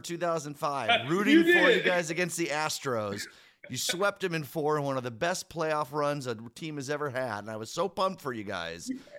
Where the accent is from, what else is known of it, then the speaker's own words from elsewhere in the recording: Downers Grove, Illinois, United States; I grew up in Downers Grove, which is kind of like Splitsville. A lot of Cubs fans, a lot of Sox fans.